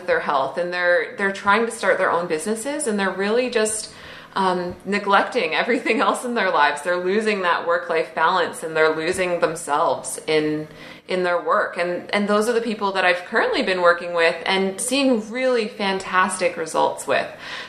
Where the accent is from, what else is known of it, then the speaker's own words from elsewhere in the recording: Canada; accent: Canadian; My Canadian accent.